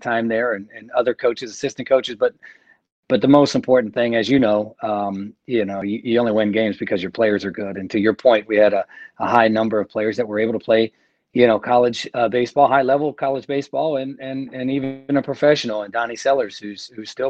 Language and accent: English; Maryland, United States; moved away as an adult; now in North Carolina, United States; I'm from Maryland